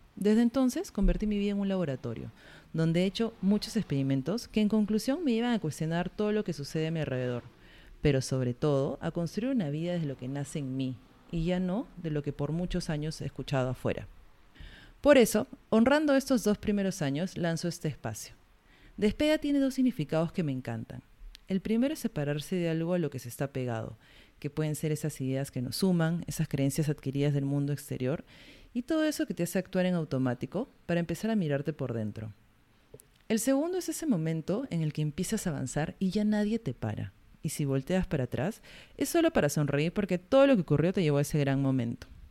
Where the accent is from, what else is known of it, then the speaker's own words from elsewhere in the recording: Peru; also born or lived in Iquitos; soy peruana